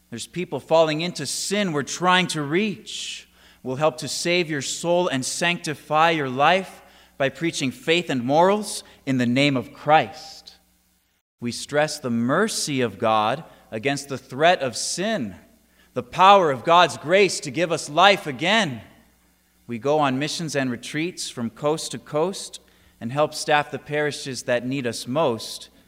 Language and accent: English; San Diego, California, United States; now in Auburn, United States; I'm originally from San Diego, California, but I am coming to you from Auburn, Kentucky